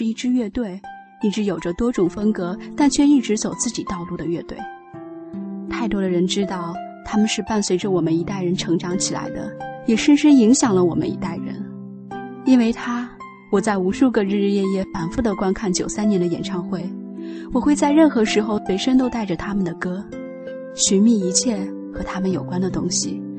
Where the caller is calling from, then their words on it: Shanghai, China; 我是来自上海的听友…。